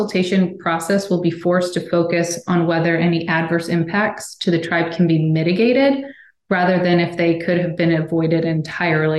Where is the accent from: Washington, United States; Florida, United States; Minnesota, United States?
Washington, United States; my home state of Washington